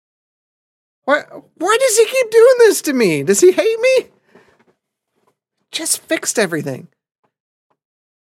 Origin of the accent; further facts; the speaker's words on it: Indiana, United States; moved away; I grew up in Indiana